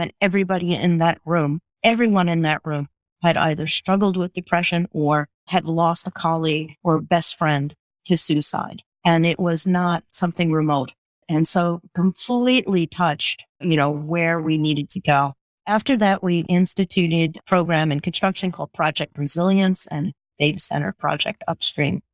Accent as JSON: {"language": "English", "town": "Long Beach", "region": "New York", "country": "United States", "tie": "born or raised there", "said": "I grew up on a, a, barrier beach off the, the coast of Long Island called Long Beach"}